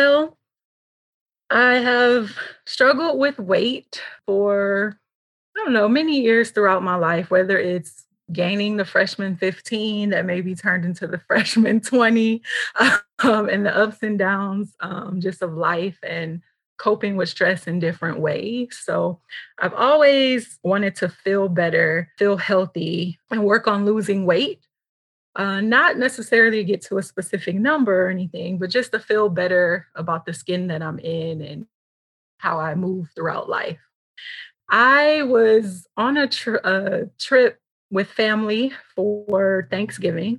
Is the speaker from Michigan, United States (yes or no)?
yes; Michigan, United States; moved away; I'm originally from Michigan